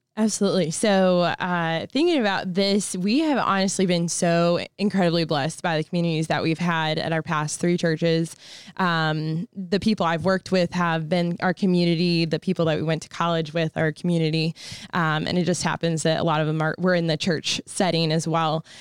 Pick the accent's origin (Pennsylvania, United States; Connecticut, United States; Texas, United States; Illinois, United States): Illinois, United States; Peoria; also born or lived in North Carolina; I'm from Peoria, Illinois